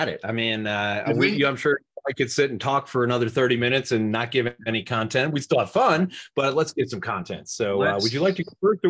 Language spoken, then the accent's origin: English; Buffalo, New York, United States; upstate New York. So I grew up, someone asked where in upstate New York, I grew up just outside of Buffalo.